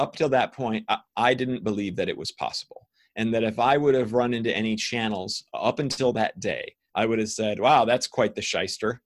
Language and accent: English; Ohio, United States; I was raised by scientists in the United States in Ohio